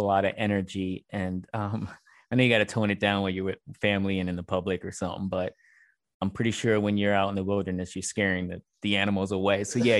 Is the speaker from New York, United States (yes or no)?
yes; New York City, New York, United States; I'm from New York City